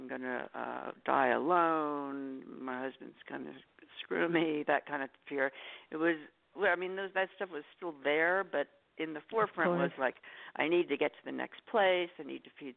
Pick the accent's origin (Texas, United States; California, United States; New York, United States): New York, United States; New York City; moved away; also born or lived in Los Angeles; I'm from New York City, and we use a lot of Jewish lingo